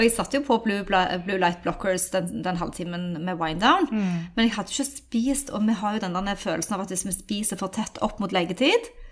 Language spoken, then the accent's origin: Norwegian; Norway; also born or lived in United States